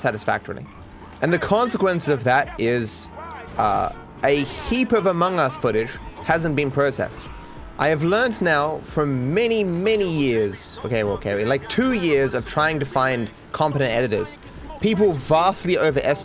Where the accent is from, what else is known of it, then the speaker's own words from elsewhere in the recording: Australia; I'm the Australian guy doing Australian things